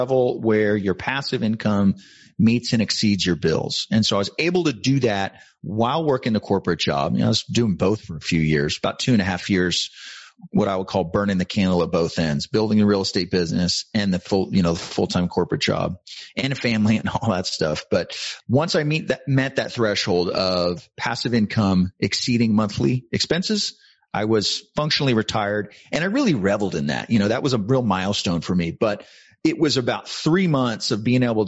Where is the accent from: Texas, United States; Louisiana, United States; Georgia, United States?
Texas, United States; San Antonio; I was born and raised in San Antonio, Texas, graduated college here